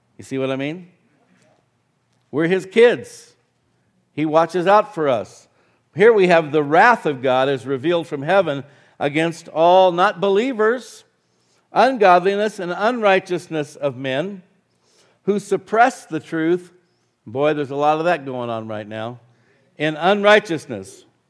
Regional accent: Arizona, United States; now in New Mexico, United States; I grew up in Arizona

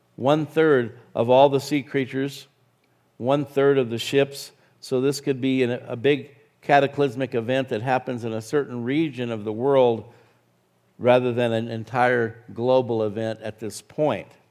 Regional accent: Arizona, United States; now in New Mexico, United States; I grew up in Arizona

